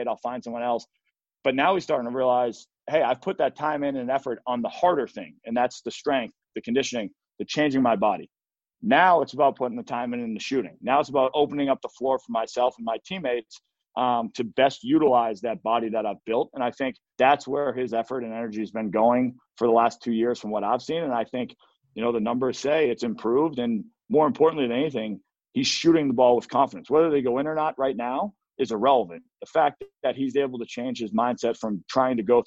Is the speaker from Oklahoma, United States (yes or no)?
no; Arlington, Massachusetts, United States; moved away as an adult; also born or lived in Portland, Oregon / Milwaukee; growing up in Arlington, Mass, it was a hockey town.